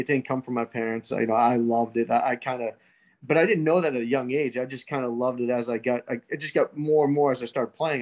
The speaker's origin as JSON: {"language": "English", "region": "New England", "country": "United States", "tie": "born or raised there", "moved": "yes", "lives_now": "Florida, United States", "said": "growing up in New England"}